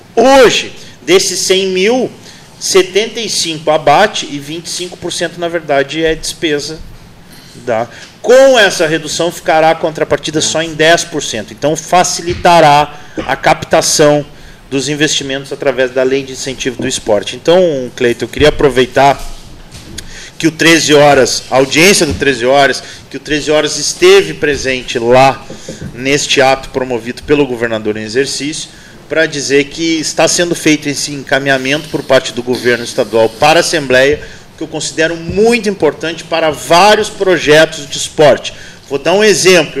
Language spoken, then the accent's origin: Portuguese; Pelotas, Rio Grande do Sul, Brazil; born or raised there; also born or lived in Santa Maria